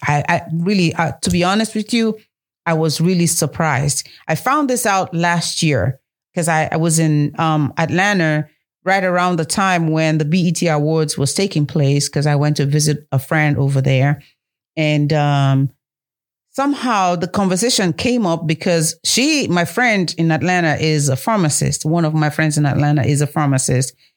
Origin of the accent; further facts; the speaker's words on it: Nigeria; moved away; the motherland, Africa, Nigeria, my home country